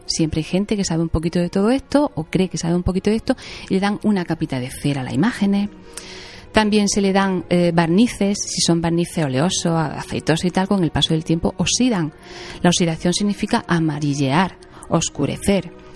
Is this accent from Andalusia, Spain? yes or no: yes; Jaén, Andalusia, Spain; yo soy de Jaén